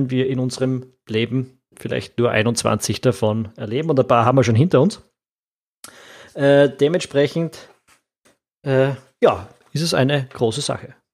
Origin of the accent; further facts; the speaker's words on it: Austria